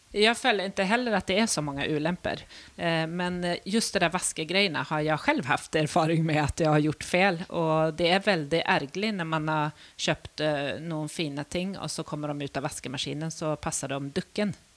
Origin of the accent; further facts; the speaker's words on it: Sweden; moved away as an adult; now in Norway; jeg kommer fra Sverige